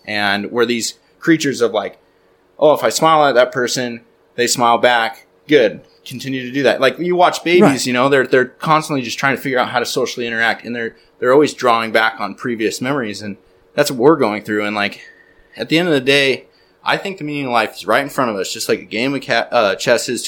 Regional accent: Redding, California, United States; I'm from Reading

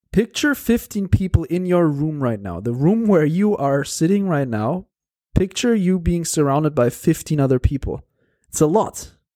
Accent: Porto, Norte, Portugal; moved away as an adult; I'm sitting right now here in Porto in my hometown

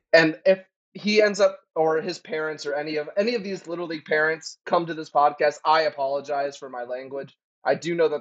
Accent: the South, United States; And I'm from the South too. So like growing up in the South is like a whole other situation with sports

